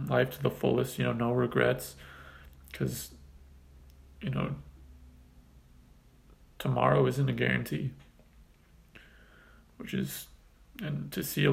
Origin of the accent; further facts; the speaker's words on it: Southern California, United States; Growing up in Southern California, diehard Los Angeles Laker fan